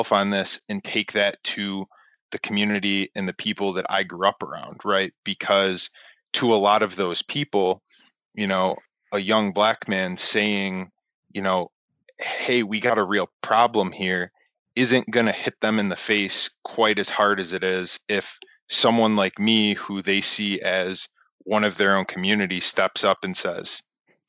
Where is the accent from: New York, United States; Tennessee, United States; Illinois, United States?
New York, United States; Western; I'm from Western New York in a predominantly white conservative community